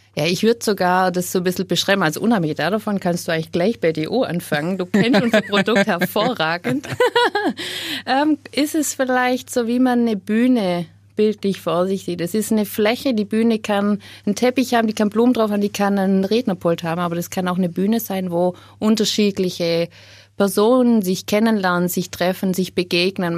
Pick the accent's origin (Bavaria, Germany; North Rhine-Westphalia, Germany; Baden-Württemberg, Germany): Baden-Württemberg, Germany; Upper Swabia; moved away as an adult; Ich bin aufgewachsen in Oberschwaben